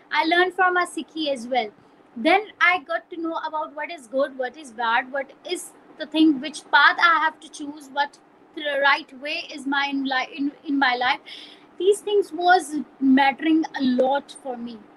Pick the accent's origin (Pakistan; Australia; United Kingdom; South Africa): Pakistan; now in Peshawar, Pakistan; I came from another country like that. And, they used to ask me, "Are you Indian?" So I said, "No, I'm Pakistani